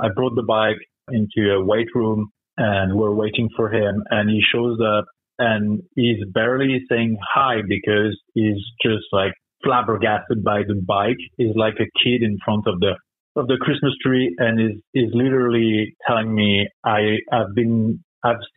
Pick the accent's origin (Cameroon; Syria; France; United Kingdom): France; moved away; I'm from France